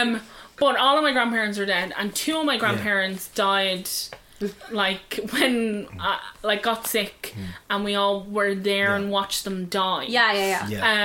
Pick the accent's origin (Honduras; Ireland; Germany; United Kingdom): Ireland; as Irish people, like, there's a saying in like my family home